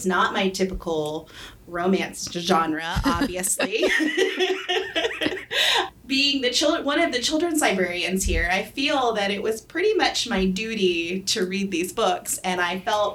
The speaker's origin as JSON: {"language": "English", "region": "Tennessee", "country": "United States", "moved": "yes", "lives_now": "Garland, United States", "said": "I'm originally from Tennessee, and we did not have Food Lions in Tennessee"}